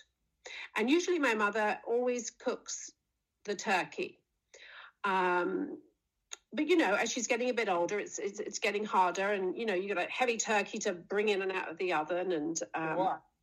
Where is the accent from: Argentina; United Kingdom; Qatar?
United Kingdom; England; now in United States; I'm English